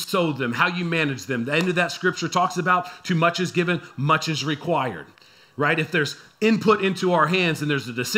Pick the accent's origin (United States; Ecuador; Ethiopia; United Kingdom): United States; San Antonio, Texas; I'm from San Antonio